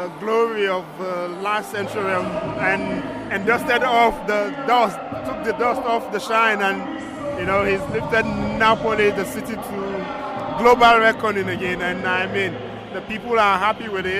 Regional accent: Nigeria; now in Germany; as a Nigerian journalist

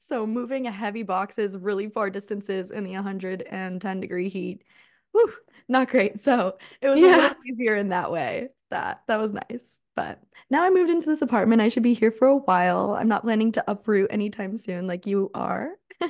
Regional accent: Scotland, United Kingdom; I'm from Scotland, but I was visiting.

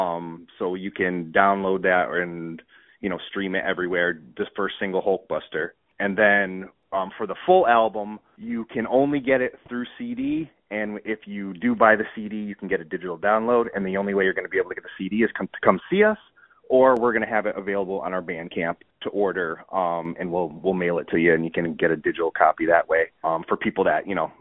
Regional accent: Connecticut, United States; now in West Springfield, United States; I'm from Connecticut originally, but I live in Massachusetts now

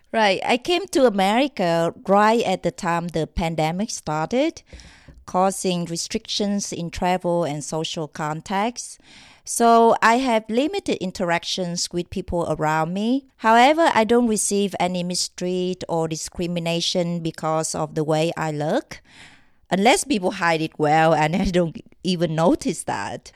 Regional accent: Vietnam; moved away as an adult; I came from Vietnam.

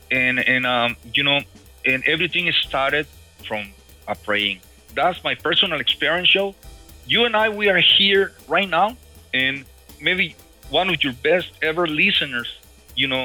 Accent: Mexico; English is a second language; moved away as an adult; now in United States; in 1998, I came from Mexico, you know, and uh, I, I in those years I, I used to be a rocker musician.

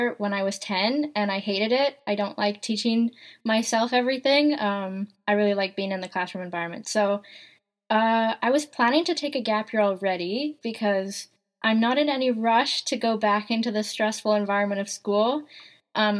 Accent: Denman Island, British Columbia, Canada; I am from Canada. I grew up on Denman Island on the West Coast.

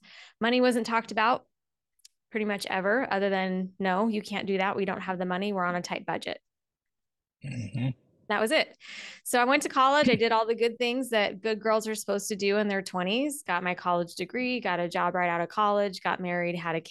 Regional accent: Las Vegas, Nevada, United States; Born and raised in Vegas, still live in Vegas.

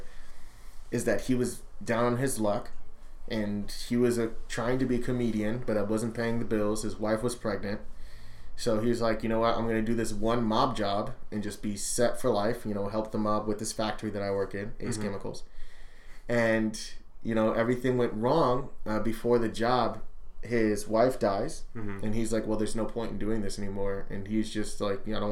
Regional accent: Anaheim, California, United States; I'm from Anaheim

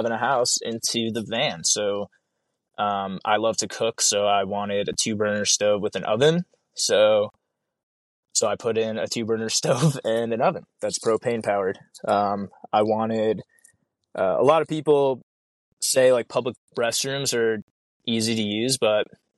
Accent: New York, United States; now in Alaska, United States; I'm from New York, where we get the wet snow too

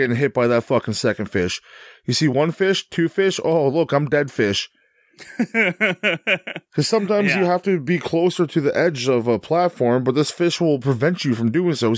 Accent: Canada; Being in Canada. I'm Canadian.

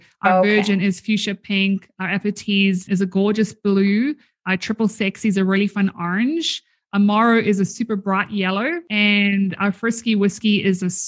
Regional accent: South Africa; now in Canada; I am originally from South Africa

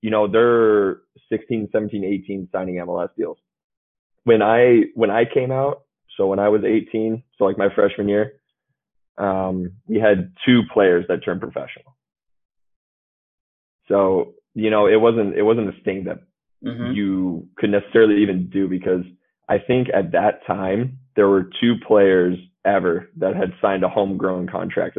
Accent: Champaign, Illinois, United States; I'm from Champaign, Illinois

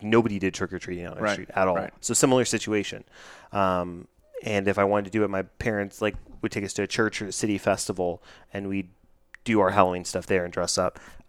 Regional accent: United Kingdom; accent: British; It was probably my great British accent.

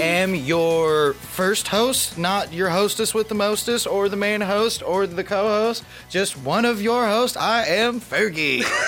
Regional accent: Southern Idaho, United States; I grew up in Southern Idaho going to school

